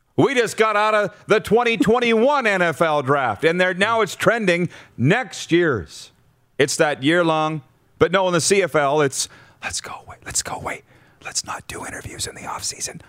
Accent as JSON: {"language": "English", "country": "Canada", "said": "I was Canadian"}